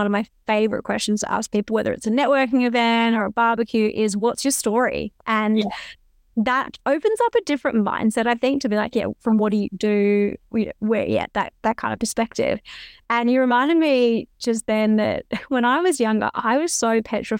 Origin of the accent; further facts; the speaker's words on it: Queensland, Australia; It was hilarious watching him because I grew up in Queensland.